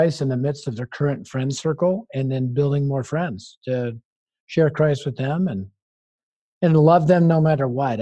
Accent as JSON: {"language": "English", "town": "Denver", "region": "Colorado", "country": "United States", "said": "I'm from Denver."}